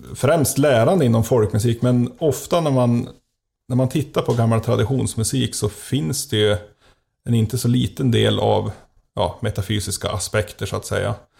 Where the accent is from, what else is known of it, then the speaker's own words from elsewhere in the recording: Gränsfors, Gävleborg County, Sweden; från min hemby Gränsfors